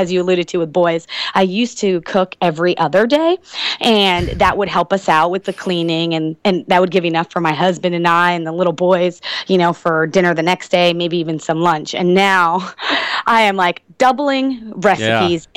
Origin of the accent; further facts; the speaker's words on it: East Coast, United States; now in Texas, United States; I was born and raised on the East Coast. So, now I'm a transplant and, live in Texas.